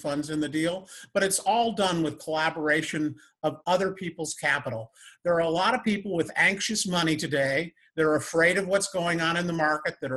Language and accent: English; northern Indiana, United States; I grew up in northern Indiana, right on Lake Michigan, on a blueberry farm.